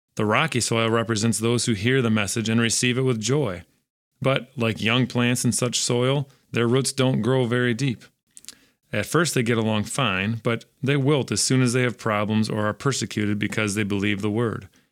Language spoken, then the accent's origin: English; West Michigan, United States; growing up in West Michigan